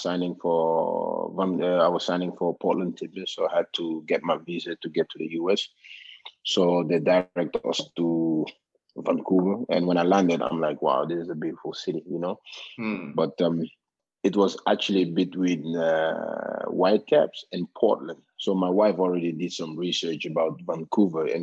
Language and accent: English; Norway; born or raised there; English is a second language; moved away as an adult; also born or lived in Gambia; now in Canada